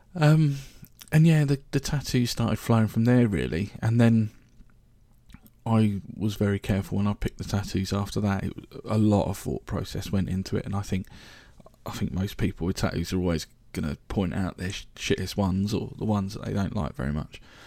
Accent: Reading, South East England, United Kingdom; also born or lived in London; I was born in London, West London, but I grew up in Reading, so I, I say that I'm a Readinensian, really, a Reading boy

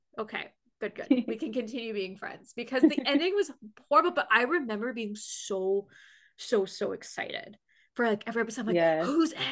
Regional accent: London, Ontario, Canada; London, Ontario, which is where I'm from.

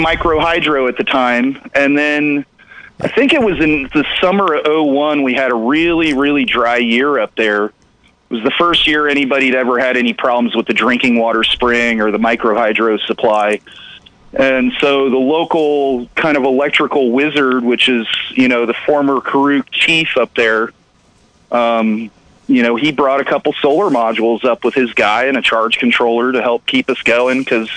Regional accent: Florida, United States; moved away as an adult; also born or lived in Siskiyou County, California; I grew up in Florida

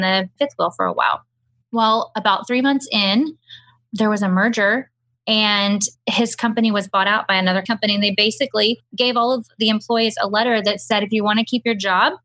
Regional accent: Houston, Texas, United States; moved away as an adult; now in Hill Country, United States; We grew up and lived in Houston our entire lives, right outside of Houston

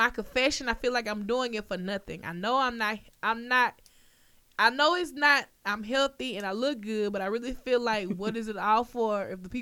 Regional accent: the South, United States

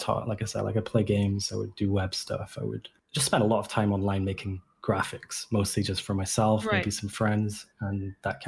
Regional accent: Edinburgh, Scotland, United Kingdom; moved away as an adult; also born or lived in London / Canada; So I grew up in Edinburgh

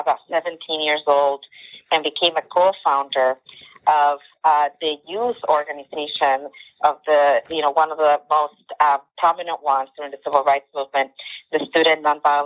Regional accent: New York City, New York, United States; growing up in Jackson Heights, Queens, as an immigrant community and as part of an undocumented family

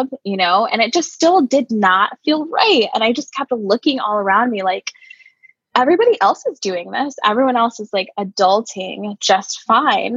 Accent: Connecticut, United States; moved away as an adult; now in Cleveland, United States; I'm originally from a state in the US called Connecticut

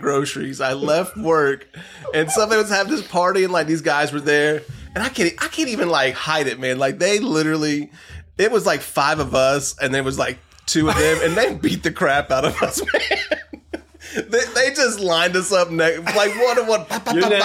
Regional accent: Lakeland, Florida, United States; born or raised there; also born or lived in Dade City, Florida / North Carolina / Mulberry, Florida

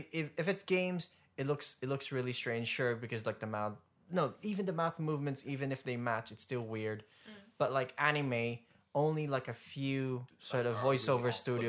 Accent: Melbourne, Victoria, Australia; my hometown in Melbourne

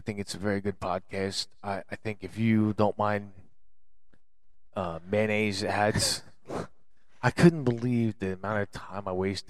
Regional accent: Trenton, New Jersey, United States; Yeah, but I'm from Trenton in the 70s and 80s.

